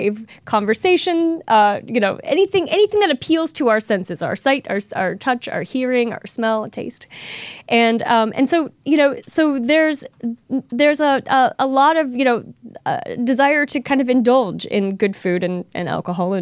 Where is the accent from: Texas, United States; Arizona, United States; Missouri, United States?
Missouri, United States; St. Louis; moved away; my hometown of St. Louis